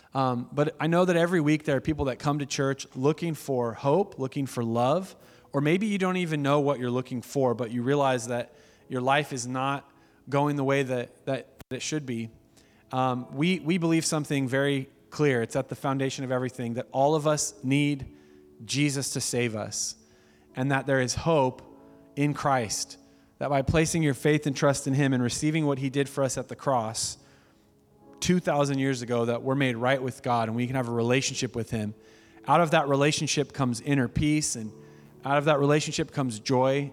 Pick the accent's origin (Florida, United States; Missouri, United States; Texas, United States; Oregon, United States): Oregon, United States; Medford; moved away as an adult; now in Eugene, United States; we're not from here. We're from Medford.